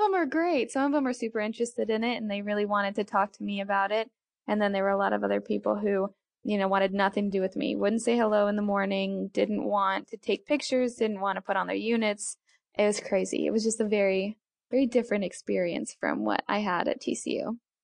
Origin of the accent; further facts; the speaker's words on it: Colorado, United States; moved away as an adult; also born or lived in Fort Worth, Texas; originally I'm from Colorado